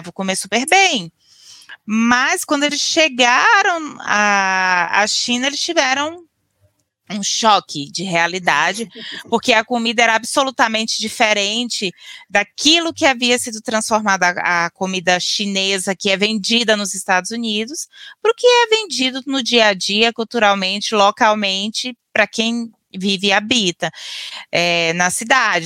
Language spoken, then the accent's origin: Portuguese; Northeast Region, Brazil; now in South Brazil; Eu sou uma nordestina erradicada no sul do Brasil